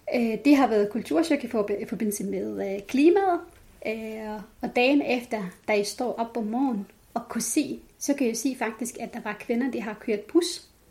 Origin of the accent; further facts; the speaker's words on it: Jordan; Danish is a second language; moved away as an adult; now in Denmark; Så jeg er født opvokset op i Jordan.